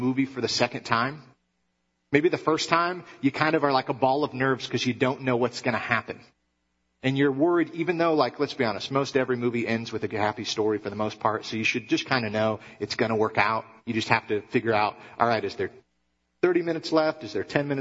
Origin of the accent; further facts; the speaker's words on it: Michigan, United States; moved away; I grew up in Michigan